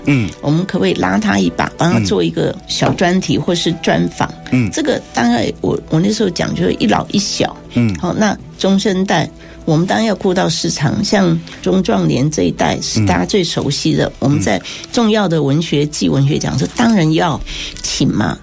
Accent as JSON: {"language": "Chinese", "town": "Taichung", "country": "Taiwan", "tie": "born or raised there", "moved": "yes", "lives_now": "Taipei, Taiwan", "said": "台中是我的故乡"}